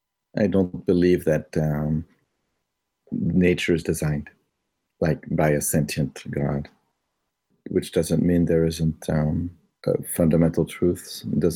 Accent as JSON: {"language": "English", "town": "Chicago", "region": "Illinois", "country": "United States", "tie": "born or raised there", "said": "Later on, I discovered in Chicago, I was growing up in Chicago. Now this is ages 10 to 14, and I was a Boy Scout in Chicago"}